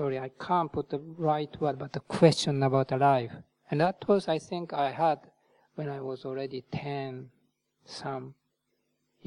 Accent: Japan; moved away as an adult; also born or lived in India; now in United Kingdom; Buddhism is not totally foreign to me because I was born in Japan

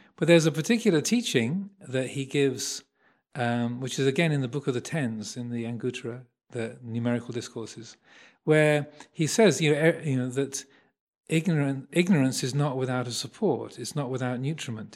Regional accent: Kent, South East England, United Kingdom; I was born in Kent, so the home county

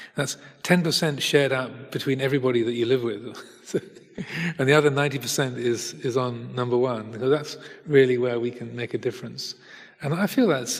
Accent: United Kingdom; also born or lived in Hertfordshire, England; I'm British. I live in England, in Hertfordshire

